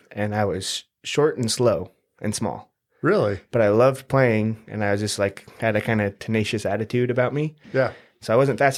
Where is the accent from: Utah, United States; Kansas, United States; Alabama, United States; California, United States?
Utah, United States; St. George; also born or lived in Salt Lake City / Hawaii; I was born in Salt Lake, raised here in St. George since I was about nine. We moved from Hawaii, so we, we did a lot of moving around.